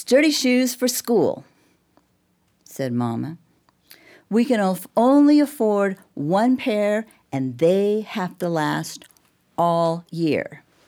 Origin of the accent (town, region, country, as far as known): Olympia, Washington, United States; born or raised there; also born or lived in Texas